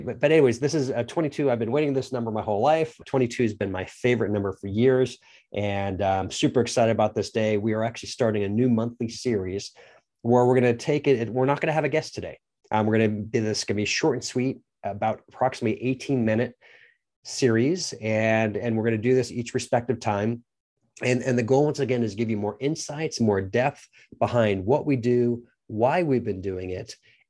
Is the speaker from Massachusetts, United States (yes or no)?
yes; Lynn, Massachusetts, United States; born there; I was born in just outside of Boston, Massachusetts, and Lynn, a little town called the city that's there, a small city. It's called Lynn.